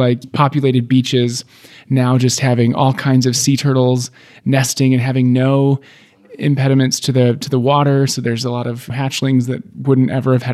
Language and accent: English; Midwest, United States; moved away; growing up in the Midwest